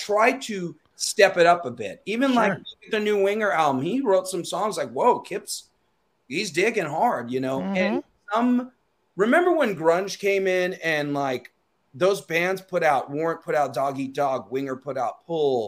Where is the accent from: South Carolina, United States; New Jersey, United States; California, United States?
California, United States; Torrance; my hometown where I grew up, which is Torrance